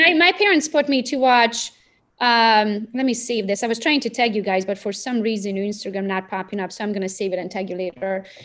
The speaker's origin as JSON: {"language": "English", "region": "Transylvania", "country": "Romania", "tie": "born or raised there", "moved": "as an adult", "lives_now": "United States", "said": "I was born and raised in Romania, Transylvania"}